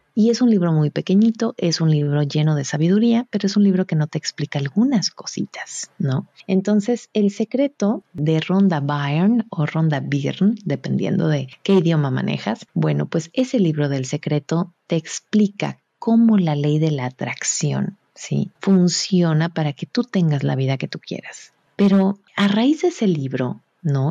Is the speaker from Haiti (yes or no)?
no; Mexico; yo soy mexicana